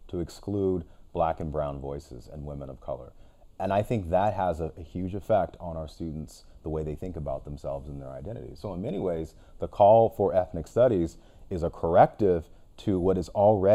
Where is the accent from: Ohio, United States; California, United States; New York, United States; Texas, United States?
California, United States; Sacramento; we share a similar background growing up in South Sacramento